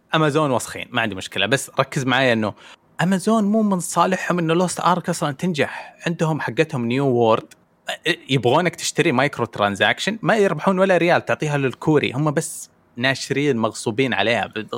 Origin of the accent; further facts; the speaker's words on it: Saudi Arabia; كسعودي عايش في السعوديه